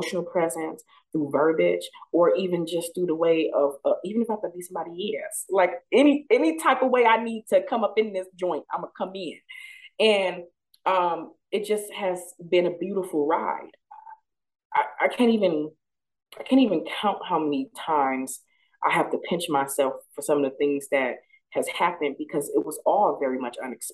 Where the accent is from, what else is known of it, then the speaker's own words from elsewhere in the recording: Flint, Michigan, United States; my childhood, growing up in Flint, Michigan, in the hood